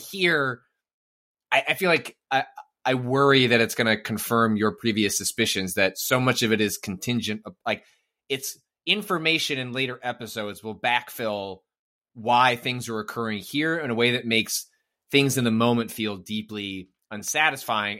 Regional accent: northwest suburbs of Chicago, Illinois, United States; I'm from the northwest suburbs of Chicago

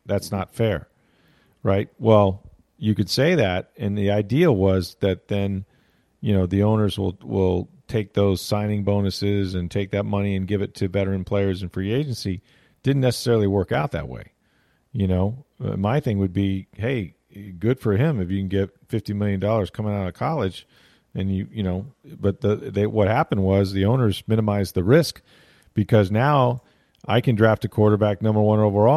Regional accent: Florida, United States; I'm from Florida

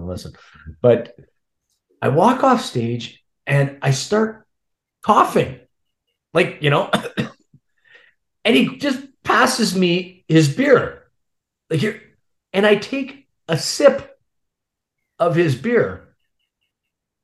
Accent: North Bay, Ontario, Canada; moved away; also born or lived in Toronto; in my hometown in North Bay

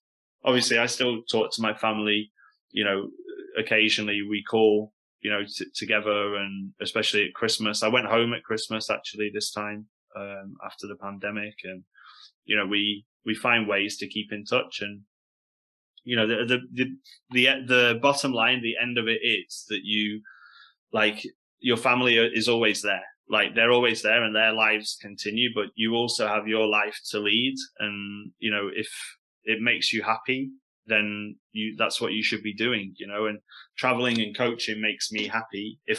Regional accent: Stoke-on-Trent, West Midlands, United Kingdom; accent: Stoke; moved away as an adult; when I first went to China as a British person, you know, you open your mouth and you have like a British accent. My accent's a little bit different now, but at the start, you know, I had a big Stokey accent.

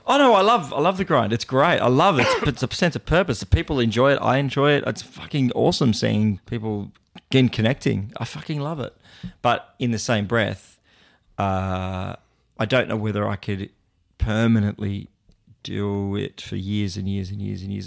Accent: Port Macquarie, New South Wales, Australia; my hometown, Port Macquarie

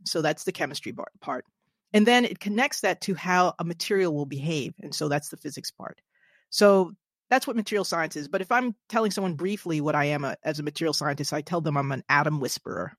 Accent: New Jersey, United States; my home state of New Jersey

